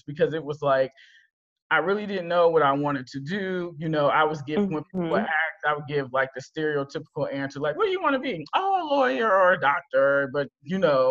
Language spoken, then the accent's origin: English; Berkeley, California, United States; I went to community college in my hometown of Berkeley, California